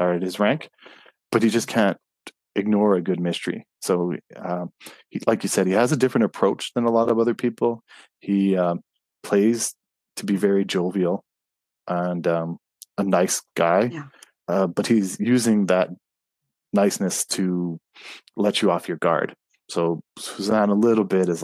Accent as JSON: {"language": "English", "town": "Montreal", "region": "Quebec", "country": "Canada", "tie": "born or raised there", "moved": "yes", "said": "I was born in Montreal"}